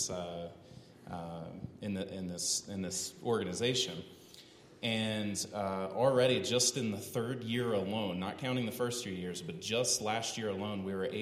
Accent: East Coast, United States; now in Colorado Springs, United States; We're from the East Coast originally

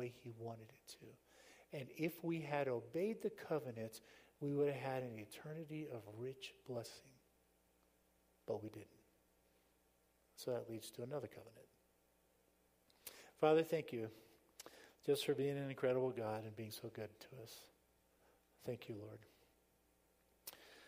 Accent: South Florida, United States; moved away; I grew up in South Florida.

